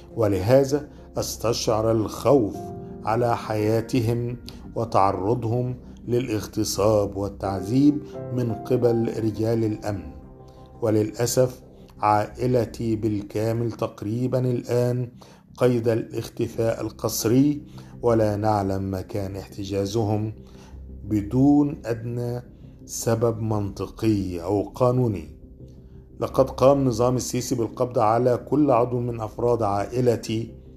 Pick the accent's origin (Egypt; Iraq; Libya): Egypt; انا كمواطن مصري